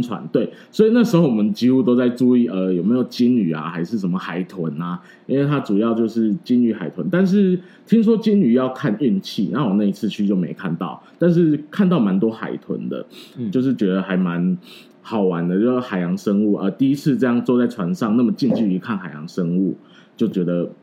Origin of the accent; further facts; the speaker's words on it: Yuanshan, Yilan County, Taiwan; 那我的家乡是元山乡